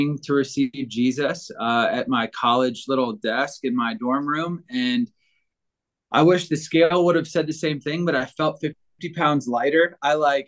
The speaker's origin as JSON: {"language": "English", "region": "Virginia", "country": "United States", "tie": "born or raised there", "moved": "yes", "lives_now": "Denver, United States", "said": "I grew up in Virginia"}